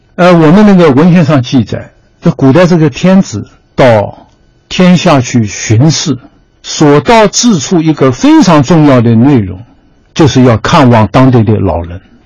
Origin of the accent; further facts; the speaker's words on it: China; 我们中国人